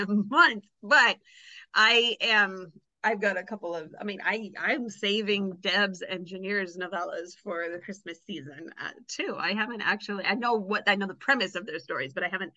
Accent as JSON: {"language": "English", "region": "Kansas", "country": "United States", "tie": "born or raised there", "also_born_or_lived": "Oklahoma / Illinois", "said": "I was born and raised in Kansas"}